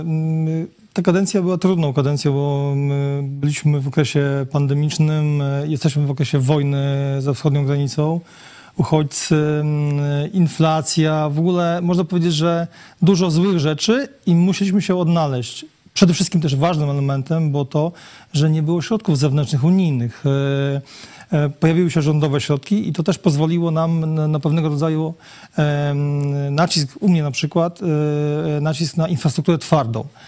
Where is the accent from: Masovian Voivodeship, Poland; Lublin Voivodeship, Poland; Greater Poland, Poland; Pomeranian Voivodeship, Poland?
Lublin Voivodeship, Poland; Lubartów; Ja wychowałem się w Lubartowie od urodzenia na ulicy Hutniczej